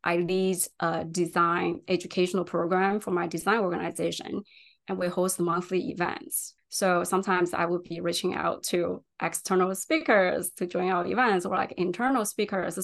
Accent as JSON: {"language": "English", "country": "China", "tie": "born or raised there", "also_born_or_lived": "San Francisco, California", "second_language": "English", "moved": "as an adult", "lives_now": "United States", "said": "I was actually born and raised in China"}